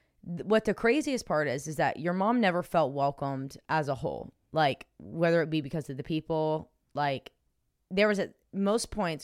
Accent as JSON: {"language": "English", "town": "Los Angeles", "region": "California", "country": "United States", "lives_now": "Texas, United States", "said": "I'm originally from Los Angeles, and I now live in Texas."}